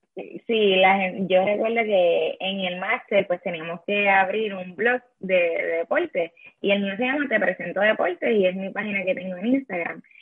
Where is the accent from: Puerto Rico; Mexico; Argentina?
Puerto Rico; Yabucoa; also born or lived in Madrid, Spain; yo soy de Yabucoa, los azucareros de Yabucoa